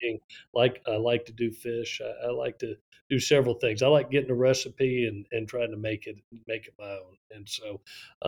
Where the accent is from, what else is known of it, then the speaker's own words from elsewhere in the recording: Florida, United States; now in Statesboro, United States; I growing up in Florida